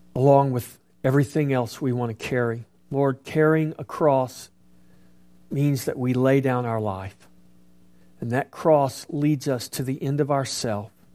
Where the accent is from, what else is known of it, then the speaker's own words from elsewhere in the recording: United States; as an American